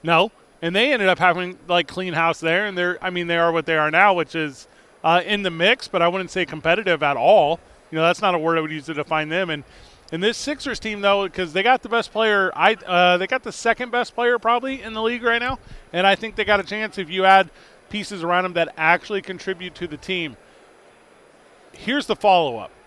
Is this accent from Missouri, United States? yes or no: yes; St. Louis, Missouri, United States; now in Albuquerque, United States; I'm from St. Louis